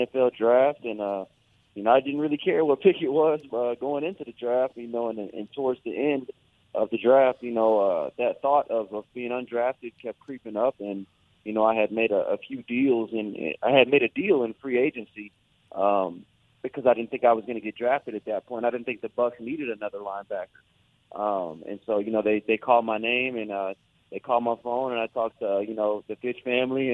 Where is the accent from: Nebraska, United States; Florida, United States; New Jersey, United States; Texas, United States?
Texas, United States; Houston; my hometown university